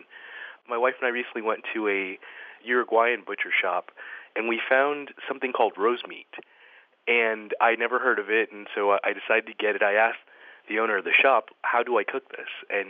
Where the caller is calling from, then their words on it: Miami Beach, Florida, United States; Miami Beach, Florida.